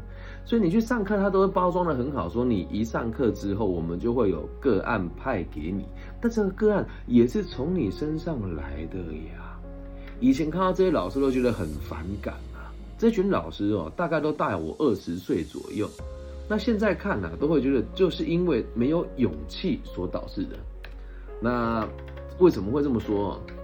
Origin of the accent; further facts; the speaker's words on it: Taiwan; 在我们这个台湾的方言里面